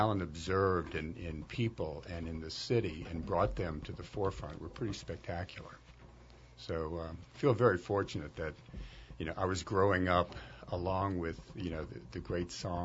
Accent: New Orleans, Louisiana, United States; I grew up, I'm a native of New Orleans, and, you know, during the 60s and early 70s, you know, growing up in New Orleans

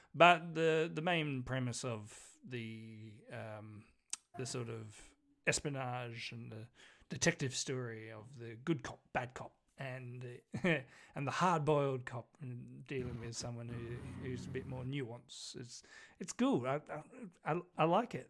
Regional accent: New Zealand; I'm Kiwi.

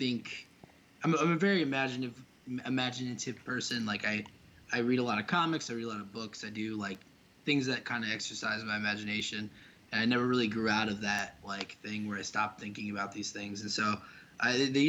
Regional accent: West Liberty, United States; my hometown in West Liberty

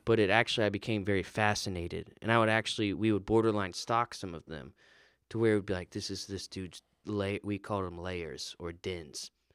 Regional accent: Florida, United States; I grew up in Florida

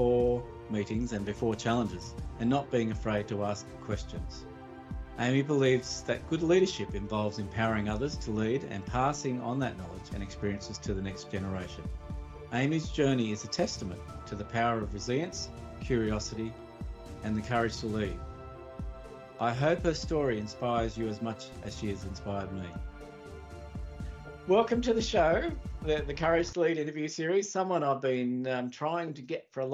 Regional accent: Australia; born or raised there

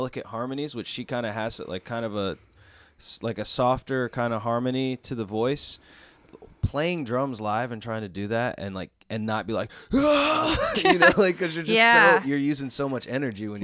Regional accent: Western North Carolina, United States; I'm from Western North Carolina

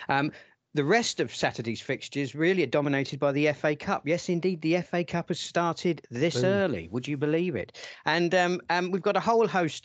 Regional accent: Portsmouth, South East England, United Kingdom; moved away; I am from Portsmouth. I spent my adolescence watching Pompey.

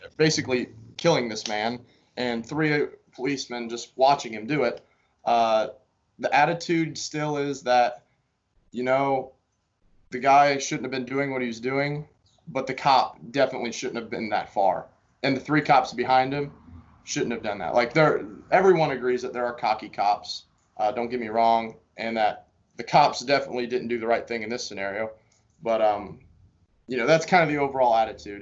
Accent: Greensburg, Indiana, United States; moved away as an adult; also born or lived in Valparaiso, Indiana; I'm from Greensburg, Indiana, which is uh, kind of southeast in between Indianapolis

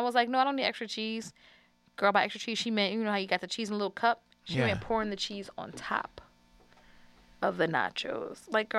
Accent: New Orleans, Louisiana, United States; So being that we are both from New Orleans

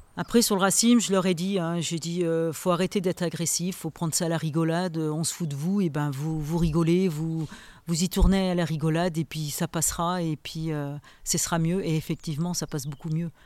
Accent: Saint-Éloi, France; je suis originaire de Saint-Éloi. Voilà, je suis née à Saint-Éloi. On est six enfants

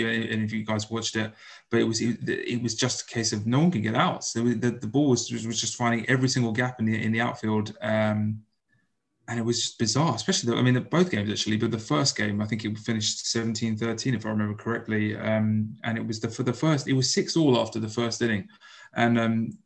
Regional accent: United Kingdom; as British baseball fans

